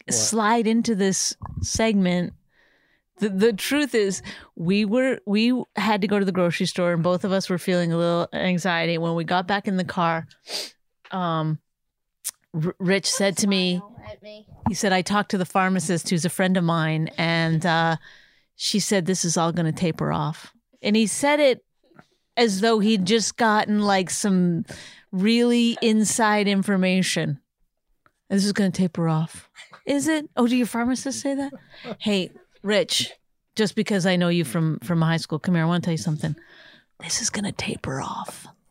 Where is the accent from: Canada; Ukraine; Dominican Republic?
Canada; I'm Canadian. I didn't grow up here.